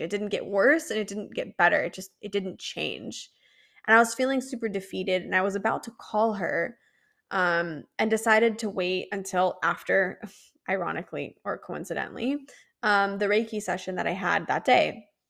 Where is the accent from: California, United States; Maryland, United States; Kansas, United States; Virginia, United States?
California, United States; San Diego; I was born and raised in San Diego